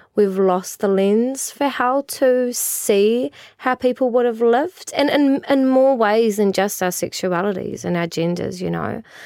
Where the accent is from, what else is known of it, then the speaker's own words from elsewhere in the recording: New Zealand; we came from the Pacific as Māori